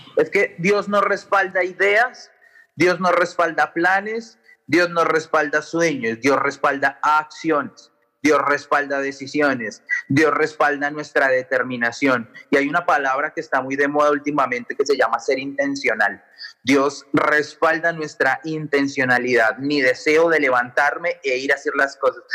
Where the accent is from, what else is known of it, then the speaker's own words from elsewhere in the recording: Colombia; moved away; yo vengo de Colombia